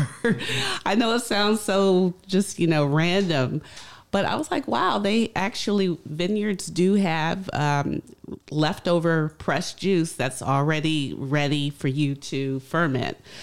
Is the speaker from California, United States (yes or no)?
no; Richmond, Virginia, United States; moved away as an adult; also born or lived in Indiana / New York; now in Baltimore, United States; originally I am born in Indiana and I grew up in Richmond, Virginia.